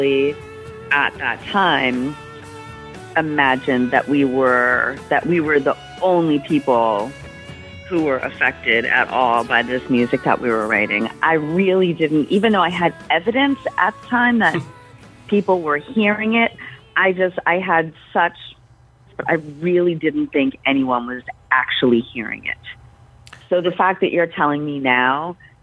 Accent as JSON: {"language": "English", "town": "Boston", "region": "Massachusetts", "country": "United States", "tie": "born or raised there", "said": "I grew up in Dorchester, which is a section of Boston"}